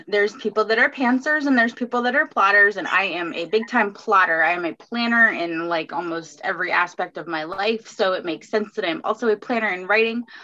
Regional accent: Fort Myers, Florida, United States; my hometown in Fort Myers

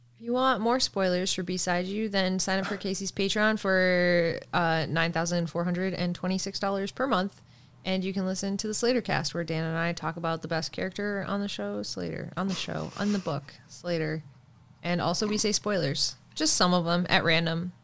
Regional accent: Canada; I'm from Canada

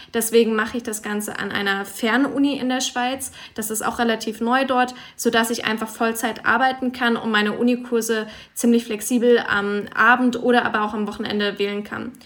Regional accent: Freiburg, Baden-Württemberg, Germany; now in Zürich, Switzerland; ich bin momentan in Zürich, komme aber aus Freiburg

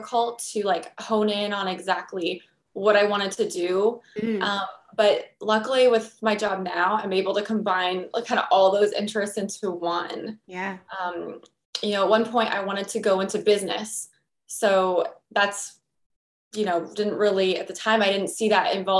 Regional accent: United States; I'm American

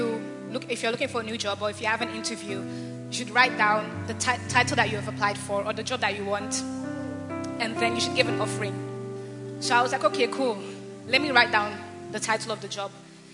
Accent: Belgium; also born or lived in Ghana; I'm from Belgium.

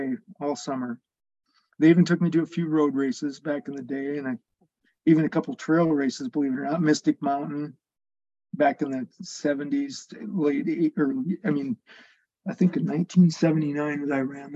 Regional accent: Spearfish, South Dakota, United States; now in Rapid City, United States; I grew up in Spearfish

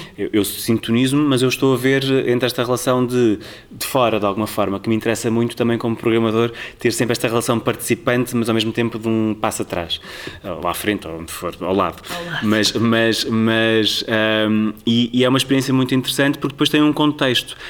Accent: Tomar, Centro, Portugal; moved away as an adult; also born or lived in Lisbon; sou de Sensolos, de Tomar

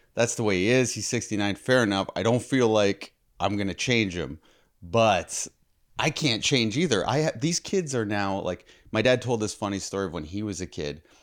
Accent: Toronto, Ontario, Canada; we're from Toronto

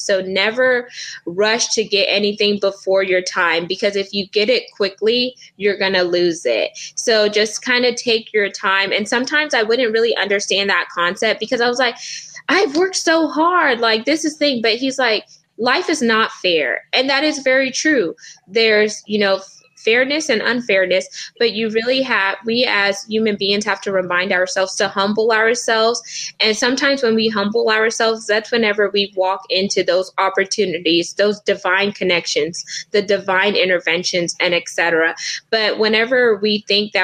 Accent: United States; I was born in America

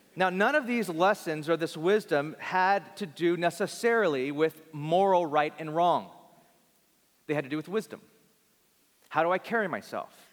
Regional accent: Bakersfield, California, United States; born or raised there

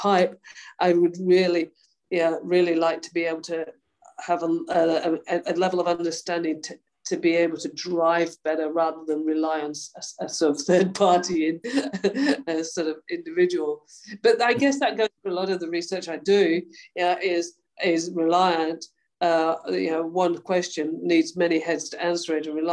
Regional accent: Yorkshire and the Humber, United Kingdom; moved away as an adult; now in Australia; I was brought up in Yorkshire.

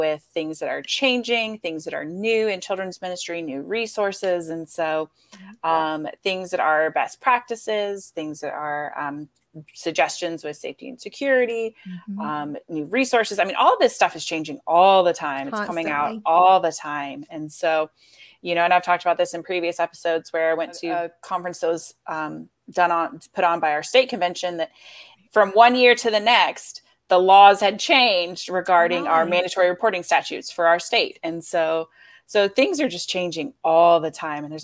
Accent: Florida, United States; That's where I'm from.

